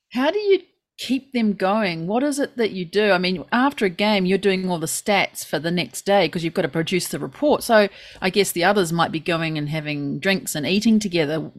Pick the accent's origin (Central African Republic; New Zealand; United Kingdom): New Zealand; now in Japan; we Kiwis coming into Japan